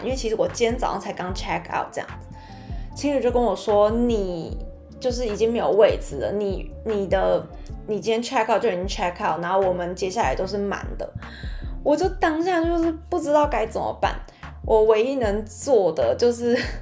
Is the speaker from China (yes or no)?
no; Taiwan; moved away as an adult; now in France; 我就说，“台湾。”